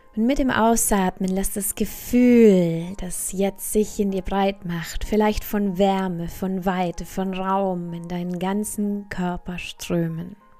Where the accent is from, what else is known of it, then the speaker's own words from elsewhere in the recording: Bavaria, Germany; hier bei uns in Bayern